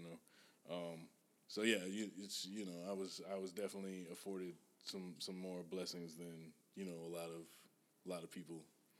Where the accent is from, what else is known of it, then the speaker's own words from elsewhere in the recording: Page, Arizona, United States; moved away as an adult; now in Atlanta, United States; I'm originally from Page, Arizona, tiny-ass town.